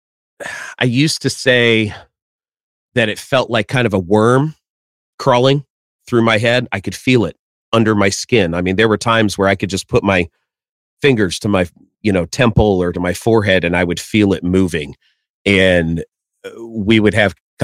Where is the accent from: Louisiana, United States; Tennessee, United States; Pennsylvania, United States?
Tennessee, United States; also born or lived in Florida; we moved from Florida to Tennessee